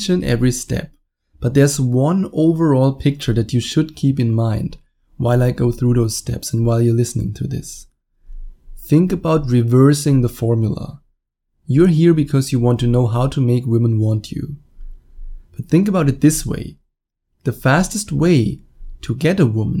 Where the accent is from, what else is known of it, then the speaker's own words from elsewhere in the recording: Germany; accent: German; English is a second language; I was born and raised in Germany